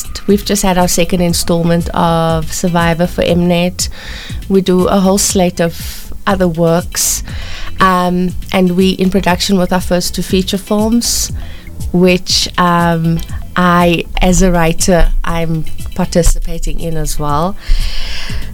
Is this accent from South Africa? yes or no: yes; Cape Town, Western Cape, South Africa; moved away as an adult; now in Johannesburg, South Africa; I was born on the Cape Flats. I was born to a really good family.